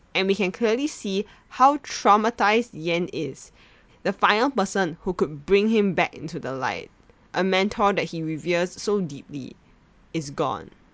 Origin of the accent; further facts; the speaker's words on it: Singapore; Growing up in Singapore, Hong Kong action films are a staple in Chinese households